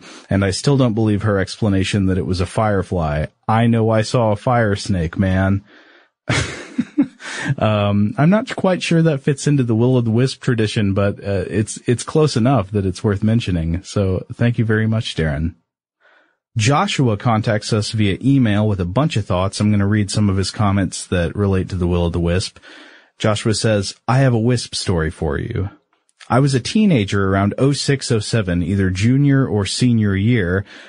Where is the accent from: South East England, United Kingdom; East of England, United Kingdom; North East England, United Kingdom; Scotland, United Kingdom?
Scotland, United Kingdom; Now, I'm from Scotland, and we don't have illuminated sea creatures very much.